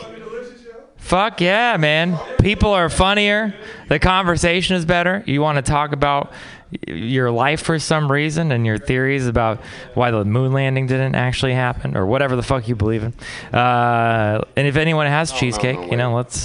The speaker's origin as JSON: {"language": "English", "region": "Texas", "country": "United States", "moved": "yes", "said": "I'm from Texas"}